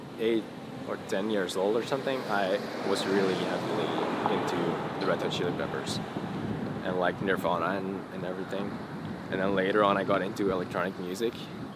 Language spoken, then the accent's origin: English; Antwerp, Flanders, Belgium; Born and raised in Antwerp, Belgium.